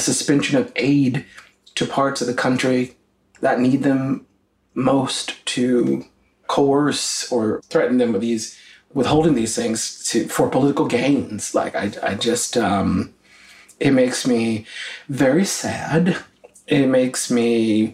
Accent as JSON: {"language": "English", "region": "the South", "country": "United States", "tie": "born or raised there", "said": "being black, gay, and Christian, and growing up in the South"}